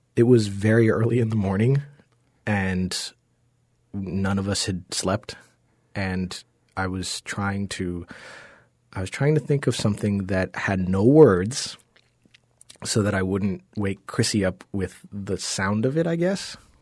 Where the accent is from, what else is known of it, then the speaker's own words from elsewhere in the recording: Georgia, United States; also born or lived in Jamaica; when I was maybe seven or eight, we moved to Georgia